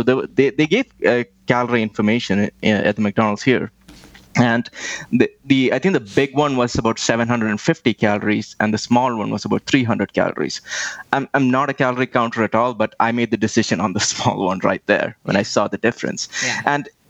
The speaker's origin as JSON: {"language": "English", "region": "Delhi", "country": "India", "tie": "born or raised there", "said": "I grew up in India, and I don't know if you've ever visited there, but anybody who's been there, pollution suddenly comes to the top of your mind, especially if you lived in Delhi like I did"}